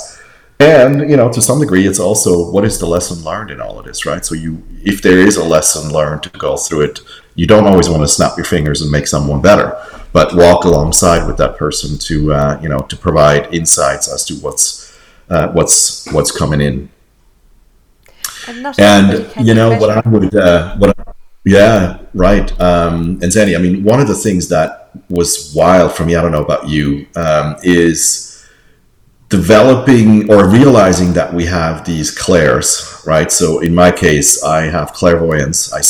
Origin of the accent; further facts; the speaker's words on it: Switzerland; moved away; I grew up in Switzerland, and I was a teacher's son